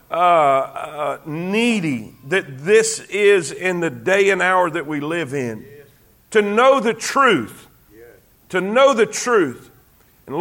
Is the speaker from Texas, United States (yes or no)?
no; South Florida, United States; I grew up in South Florida. I'm an ocean guy myself